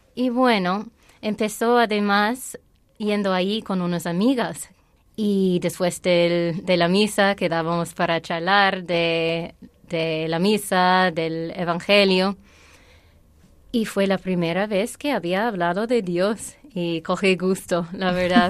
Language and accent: Spanish; Ireland; Spanish is a second language; moved away; also born or lived in Saudi Arabia; Pero luego, a volver a Irlanda, mi vida de fe sí fue muy convencional